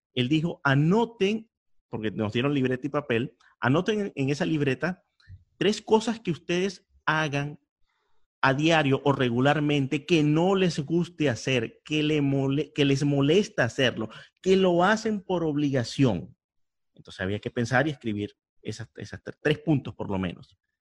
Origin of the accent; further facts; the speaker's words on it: Venezuela; now in Miami, United States; yo soy de Venezuela